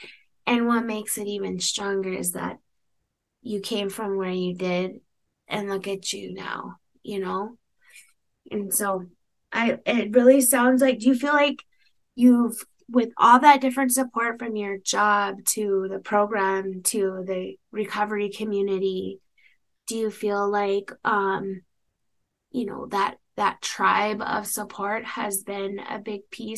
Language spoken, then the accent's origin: English; United States; You know, a huge part of me as an American Indian woman, of us, we're single parents and we're raising kids